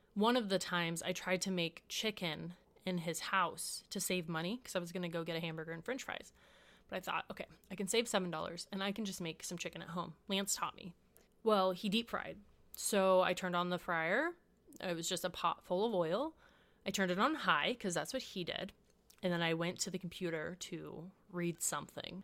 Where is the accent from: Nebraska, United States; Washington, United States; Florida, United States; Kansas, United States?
Washington, United States; moved away; also born or lived in La Mirada, California / Houston, Texas; Two years later, we ended up in Washington, where my youngest brother was born. This is where we stayed and we grew up.